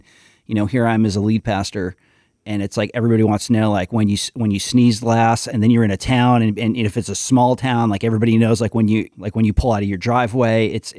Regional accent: New York, United States; Whereas me, I'm kind of like the alienated New Yorker.

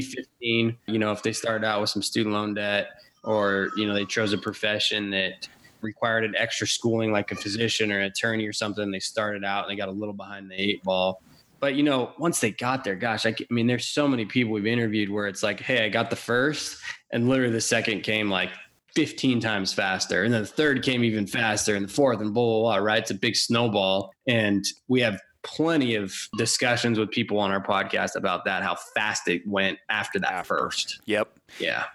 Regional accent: Washington, United States; also born or lived in Texas; I grew up in Washington.

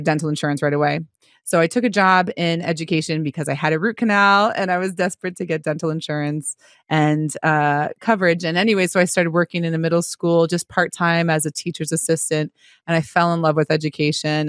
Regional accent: Marlborough, Massachusetts, United States; moved away; my hometown of Marlborough, Massachusetts

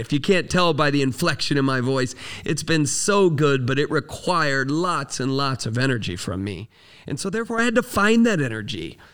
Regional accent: Florida, United States; I grew up in Florida.

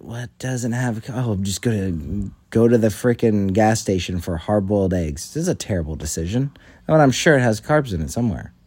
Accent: United States; I'm an American

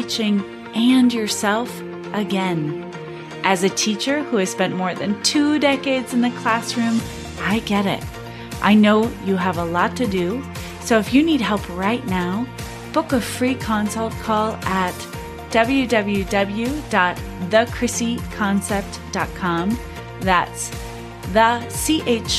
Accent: Cincinnati, Ohio, United States; growing up in Cincinnati, where the headquarters of Procter & Gamble is

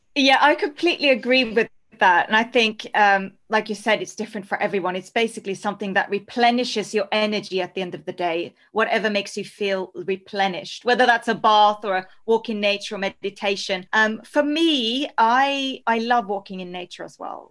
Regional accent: Norway; also born or lived in Spain; now in London, United Kingdom; So I'm originally from Norway, so true Scandi

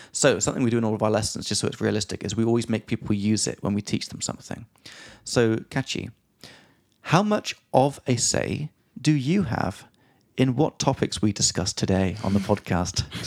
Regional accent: England, United Kingdom; from England

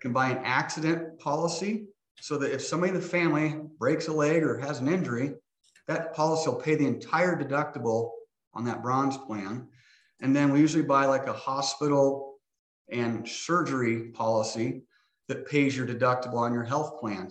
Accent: Hastings, Nebraska, United States; now in Omaha, United States; I grew up in Hastings, Nebraska, born and raised

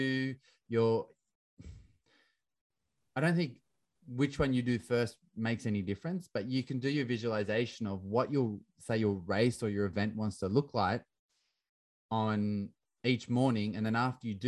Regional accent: Australia; I grew up in Australia in the 90s playing soccer

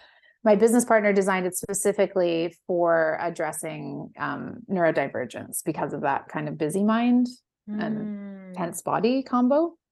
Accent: West Coast, United States; I mean, I'm from the West Coast and a very like lenient drug culture out there.

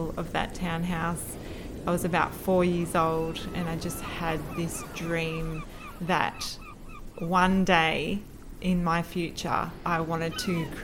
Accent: Jervis Bay, New South Wales, Australia; moved away as an adult; also born or lived in Camden, Sydney / Coogee, Sydney; So I grew up in Jervis Bay, New South Wales, on the south coast.

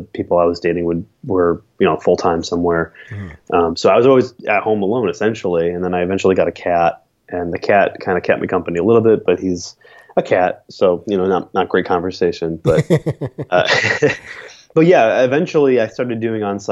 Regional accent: Buffalo, New York, United States; also born or lived in Siena, Italy / Astoria, Queens, New York; now in Brooklyn, United States; Born and raised in Buffalo until I was about 10.

